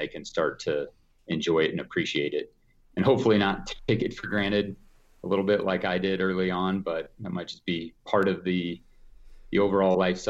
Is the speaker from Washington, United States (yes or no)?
no; Evergreen, Colorado, United States; So yeah, I grew up fishing on Evergreen Lake.